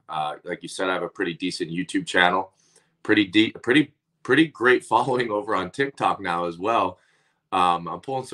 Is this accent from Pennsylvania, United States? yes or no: yes; Northeast Pennsylvania, United States; I'm from Northeast Pennsylvania. So it's not like hockey was a big thing or anything like that at the time